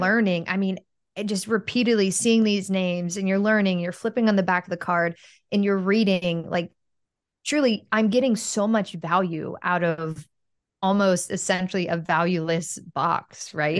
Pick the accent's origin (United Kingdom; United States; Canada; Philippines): United States; Pittsburgh, Pennsylvania; moved away; I'm from Pittsburgh